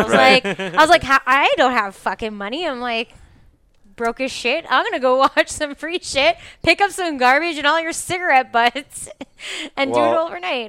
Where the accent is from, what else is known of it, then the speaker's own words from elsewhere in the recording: Montreal, Quebec, Canada; I grew up in LaSalle. I grew up in LaSalle.